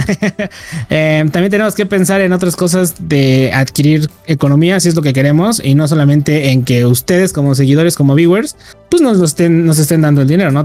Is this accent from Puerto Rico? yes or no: no; Mexico; somos mexicanos, las tres personas